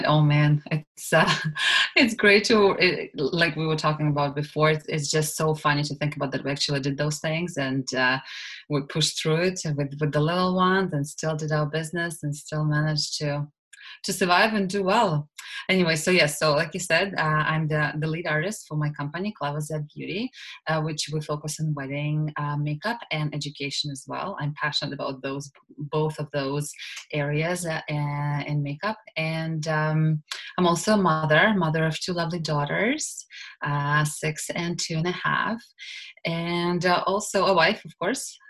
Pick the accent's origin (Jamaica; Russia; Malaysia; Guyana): Russia; English is a second language; moved away as an adult; now in Canada; I'm originally from Russia, and I grew up there, and I finished law school and back home in Russia